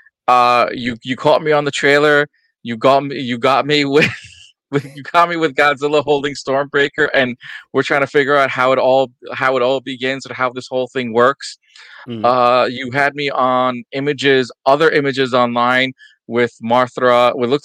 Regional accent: New York, United States; Me being a New Yorker

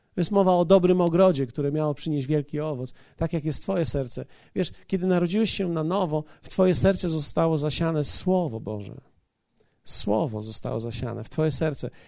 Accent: Poland

